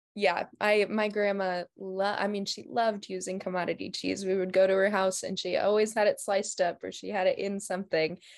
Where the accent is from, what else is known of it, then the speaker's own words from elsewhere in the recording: Martin, South Dakota, United States; I grew up in Martin, South Dakota